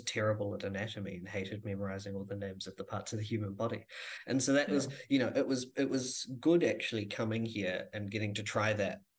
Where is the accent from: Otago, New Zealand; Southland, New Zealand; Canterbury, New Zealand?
Canterbury, New Zealand; Rangiora; moved away as an adult; also born or lived in Christchurch; now in Dunedin, New Zealand; Born and raised in Christchurch, moved out to Rangiora, just north of Christchurch, when I was 9